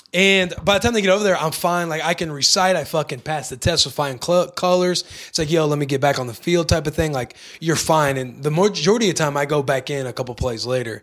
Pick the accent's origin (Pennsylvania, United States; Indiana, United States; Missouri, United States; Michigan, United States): Missouri, United States; Bonne Terre; moved away; Hometown, Bonterre, Missouri.